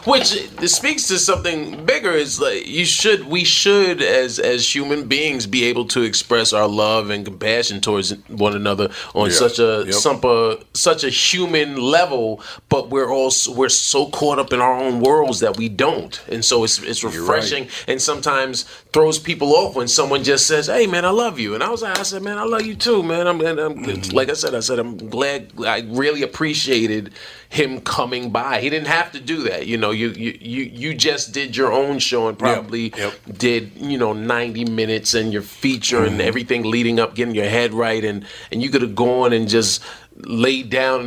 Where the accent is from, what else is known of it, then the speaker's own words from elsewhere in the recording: New York City, New York, United States; New York. New York City.